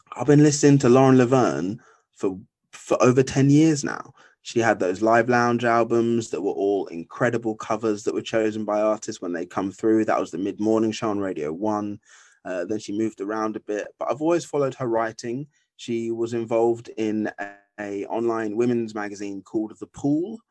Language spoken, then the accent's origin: English; Essex, East of England, United Kingdom; moved away as an adult; now in London, United Kingdom; I was originally born in Essex